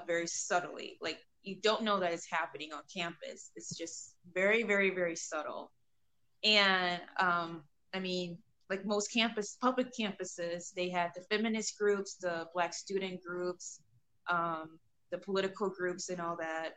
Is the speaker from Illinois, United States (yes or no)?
yes; Illinois, United States; I'm from Illinois